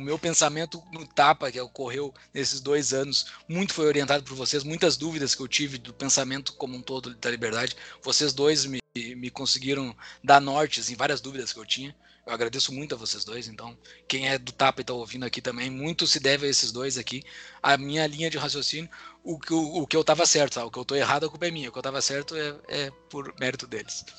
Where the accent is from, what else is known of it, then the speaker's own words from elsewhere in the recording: Mostardas, Rio Grande do Sul, Brazil; moved away as an adult; lá da minha cidade natal de Mostarda